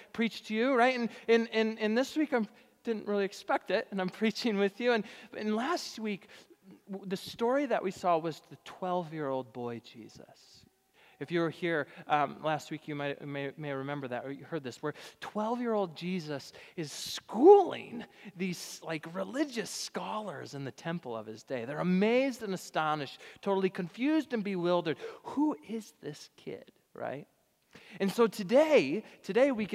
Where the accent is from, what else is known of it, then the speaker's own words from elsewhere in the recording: Richmond, Michigan, United States; moved away; my hometown congregation back in Richmond, Michigan.